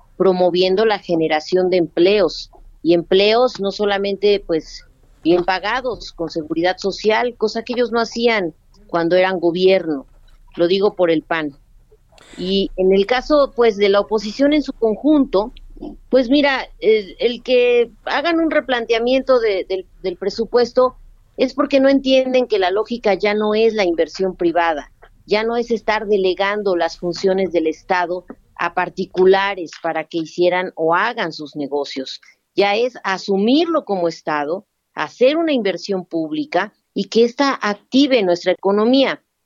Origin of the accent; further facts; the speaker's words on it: Mexico; como mexicanas y mexicanos